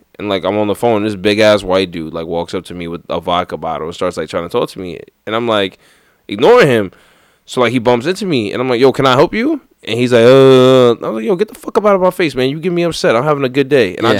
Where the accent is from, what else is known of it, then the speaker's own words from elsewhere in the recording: New York, United States; accent: New York; my accent's strong. Ain't nobody confusing where I'm from. Yeah, they know I'm from New York